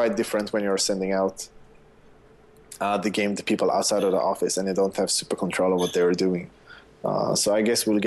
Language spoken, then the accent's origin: English; Sweden; I'm from Sweden.